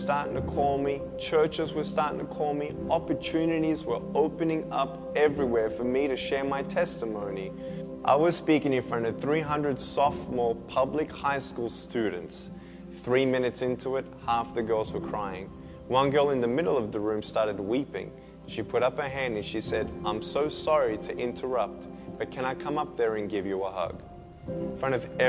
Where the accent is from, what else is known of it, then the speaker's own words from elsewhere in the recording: Melbourne, Victoria, Australia; I was born in Melbourne, Australia, 1982